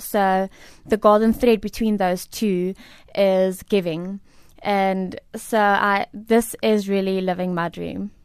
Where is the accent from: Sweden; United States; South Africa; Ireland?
South Africa; I am a South African and a proudly South African lady and woman.